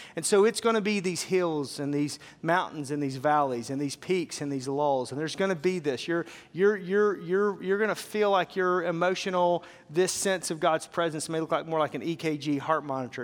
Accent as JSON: {"language": "English", "town": "Fort Smith", "region": "Arkansas", "country": "United States", "tie": "born or raised there", "said": "I grew up in Arkansas, so I grew up in a town called Fort Smith."}